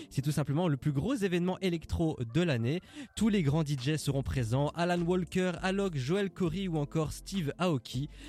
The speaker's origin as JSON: {"language": "French", "town": "Brussels", "region": "Brussels-Capital Region", "country": "Belgium", "said": "j'ai 27 ans et je viens de Bruxelles."}